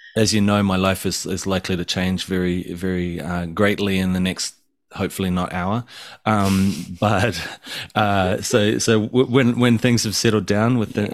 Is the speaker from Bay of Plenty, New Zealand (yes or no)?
yes; Tauranga, Bay of Plenty, New Zealand; moved away as an adult; also born or lived in Australia; now in Japan; growing up in Tauranga, which is just like a total paradise